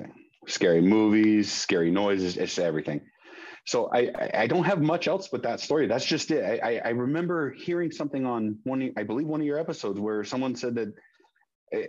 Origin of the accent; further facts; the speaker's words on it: San Diego, California, United States; I born and raised in San Diego. I currently live in San Diego